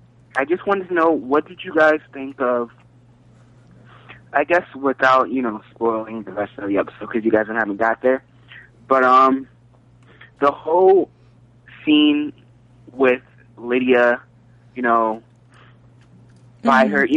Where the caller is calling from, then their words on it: Florida, United States; Hey, party people … from Florida.